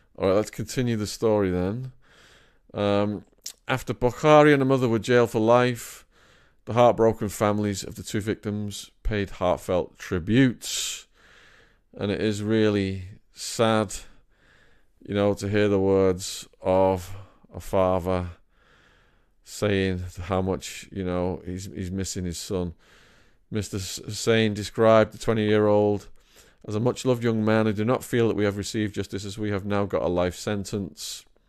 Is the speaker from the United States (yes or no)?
no; Widnes, North West England, United Kingdom; my hometown of Widna